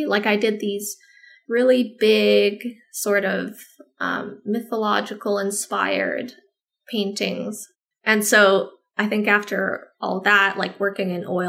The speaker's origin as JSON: {"language": "English", "town": "San Antonio", "region": "Texas", "country": "United States", "tie": "born there", "said": "I have dual citizenship, because I was born in San Antonio."}